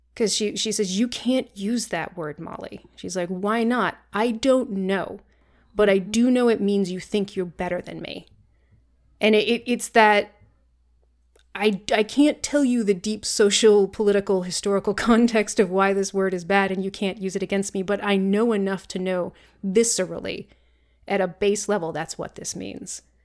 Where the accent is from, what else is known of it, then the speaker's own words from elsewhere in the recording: Vermont, United States; growing up in Vermont